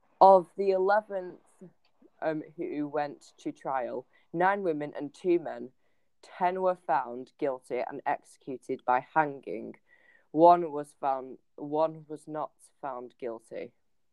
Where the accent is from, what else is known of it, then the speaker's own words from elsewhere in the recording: England, United Kingdom; we're English. We like burning witches. Unfortunately, I'm a Wiccan.